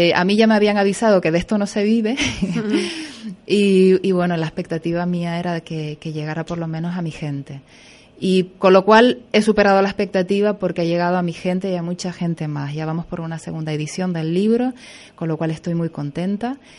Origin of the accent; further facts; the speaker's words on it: Güímar, Canary Islands, Spain; soy de aquí